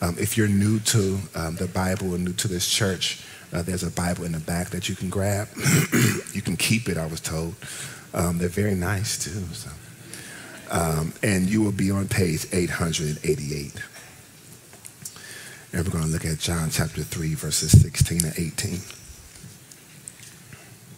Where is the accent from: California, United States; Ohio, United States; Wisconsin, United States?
Ohio, United States; moved away; also born or lived in Washington, D.C.; I'm from Ohio